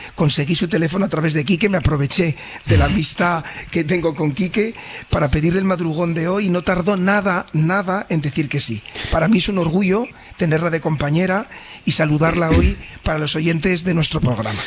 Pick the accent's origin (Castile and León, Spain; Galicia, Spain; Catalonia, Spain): Castile and León, Spain; Valladolid; moved away as an adult; also born or lived in Sabadell; yo también soy nacido en Valladolid